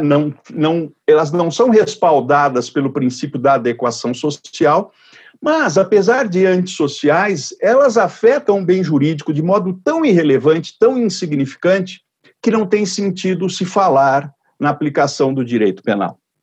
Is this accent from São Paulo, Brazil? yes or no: yes; Jaú, São Paulo, Brazil; na cidade de Jaú, que aliás é minha cidade natal